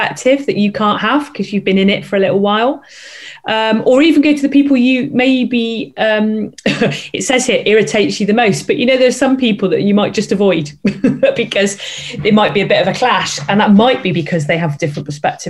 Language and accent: English; Bristol, South West England, United Kingdom; I'm from Bristol, so I can say OOR.